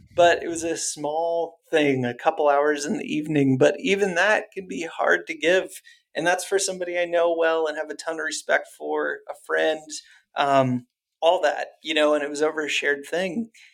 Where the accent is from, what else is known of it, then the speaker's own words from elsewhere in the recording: Ohio, United States; I grew up in Ohio